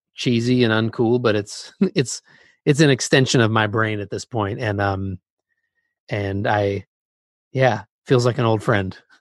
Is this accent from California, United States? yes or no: yes; Bay Area, California, United States; I was growing up in the Bay Area.